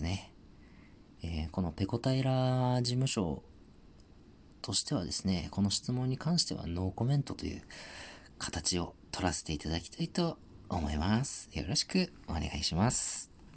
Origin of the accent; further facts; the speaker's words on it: Tohoku, Japan; 僕地元東北なんですけど